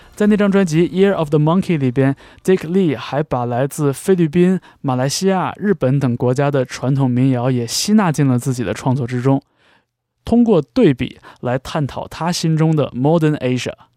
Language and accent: Chinese; China; 身为中国人，身为中国人